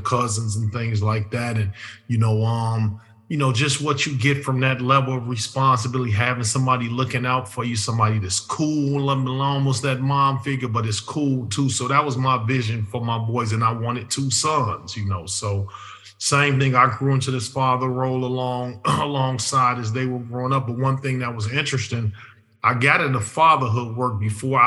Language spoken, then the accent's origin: English; Chicago, Illinois, United States; neighborhood I grew up in, I grew up in Hyde Park, which Hyde Park is where University of Chicago is